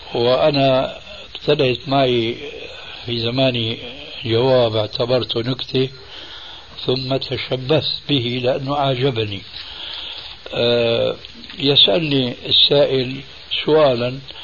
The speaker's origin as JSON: {"language": "Arabic", "town": "Damascus", "region": "Damascus Governorate", "country": "Syria", "tie": "born or raised there", "moved": "yes", "said": "أنا من سكان دمشق وعشت هناك سنين طويلة لأنني هاجرت من بلدي مع والدي رحمه الله وسني في التاسعة"}